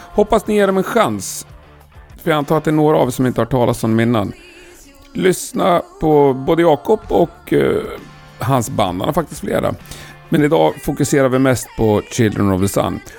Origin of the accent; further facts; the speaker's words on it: Värmland, Sweden; Göshud? Ja, men jag är från Värmland.